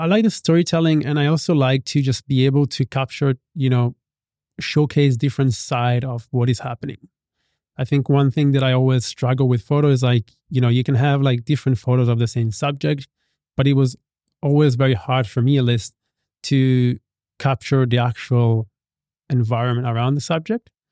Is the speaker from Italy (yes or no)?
yes; Italy; moved away as an adult; now in Bali, Indonesia; I grew up in Italy